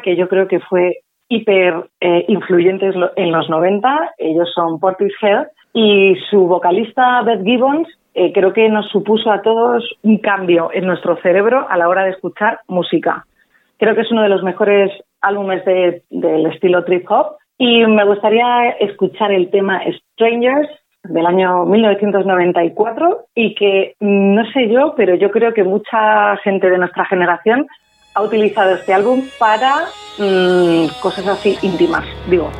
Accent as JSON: {"language": "Spanish", "town": "Madrid", "region": "Community of Madrid", "country": "Spain", "also_born_or_lived": "London", "said": "Soy española, ¿de dónde? ¿De Barcelona? pues no, soy de Madrid"}